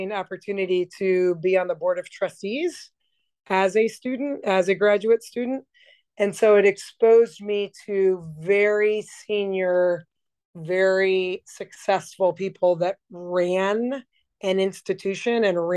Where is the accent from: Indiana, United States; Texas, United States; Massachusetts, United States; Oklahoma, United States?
Indiana, United States; I am from the Hoosier State, but I went to undergrad and grad school both at Purdue.